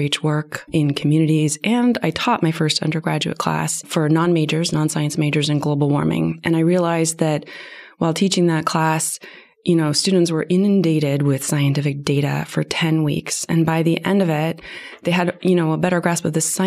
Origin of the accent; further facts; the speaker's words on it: Tacoma, Washington, United States; I grew up in Tacoma, as I said earlier, in Tacoma, Washington